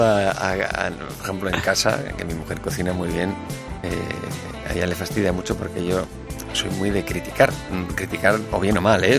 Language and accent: Spanish; Basque Country, Spain; yo soy vasco